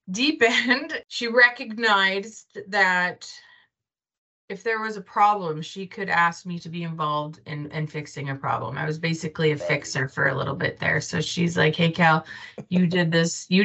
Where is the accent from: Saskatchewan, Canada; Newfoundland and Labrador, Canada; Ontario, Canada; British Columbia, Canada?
Saskatchewan, Canada; Bienfait; from Bienfait